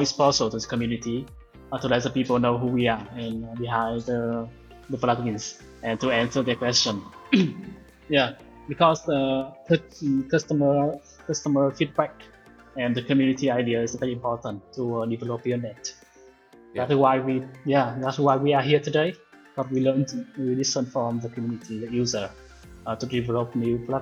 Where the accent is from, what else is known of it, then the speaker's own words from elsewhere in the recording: Vietnam; we come from Vietnam, from the Far East, Southeast Asia